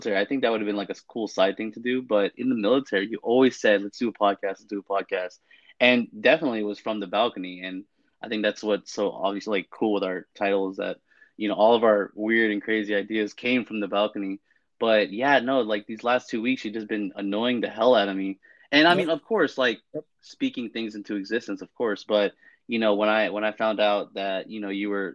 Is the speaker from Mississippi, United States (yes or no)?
no; San Francisco, California, United States; moved away as an adult; also born or lived in Fort Hood, Texas; born and raised in California, mostly San Francisco, back and forth, East Bay and the South Bay